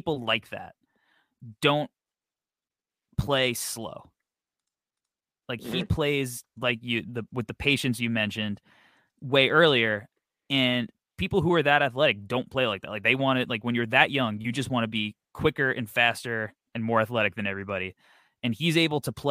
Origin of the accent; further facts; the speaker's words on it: New York, United States; We're from New York